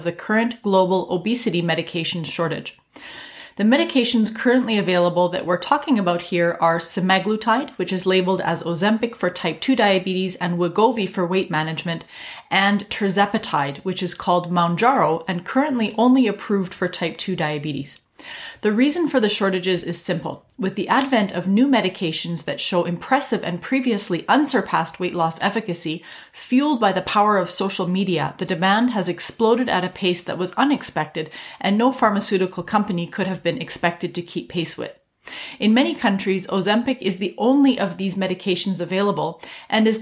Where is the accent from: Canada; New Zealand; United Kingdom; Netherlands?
Canada; I'm a Canadian physician